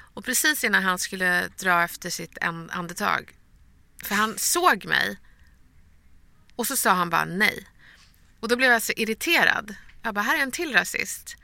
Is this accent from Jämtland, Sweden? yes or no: no; Stockholm, Stockholm County, Sweden; Vi är från Bredäng